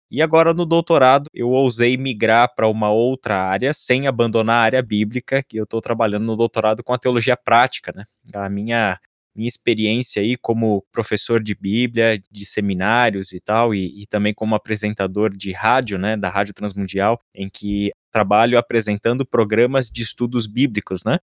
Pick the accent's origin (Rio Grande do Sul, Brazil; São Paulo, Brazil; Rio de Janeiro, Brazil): São Paulo, Brazil; now in Vinhedo, Brazil; atualmente moro em Vinhedo, mas eu sou da região da Moca, em São Paulo.